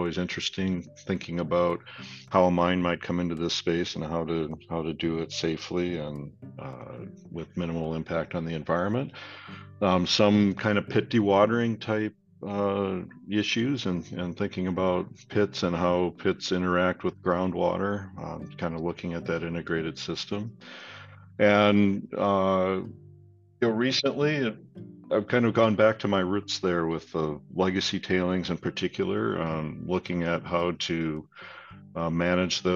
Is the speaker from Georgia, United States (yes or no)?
no; Minnesota, United States; moved away as an adult; also born or lived in Miami / Wisconsin; now in Brisbane, Australia; I grew up in Minnesota, I guess, by background